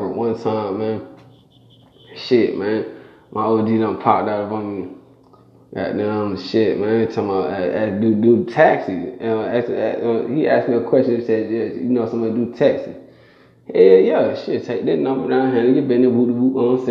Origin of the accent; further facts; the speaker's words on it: Stone Mountain, Georgia, United States; I'm from Stone Mountain